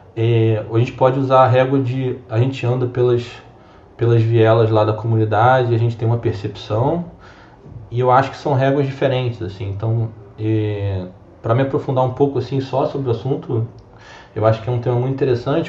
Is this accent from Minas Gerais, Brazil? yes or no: no; Rio de Janeiro, Brazil; sou natural aqui do Rio de Janeiro mesmo